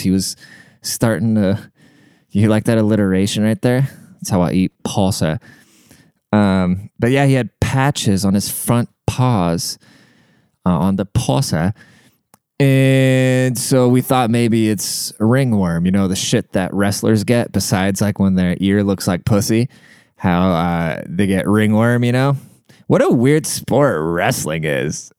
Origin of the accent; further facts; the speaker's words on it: United States; I can't speak neither, 'cause I'm American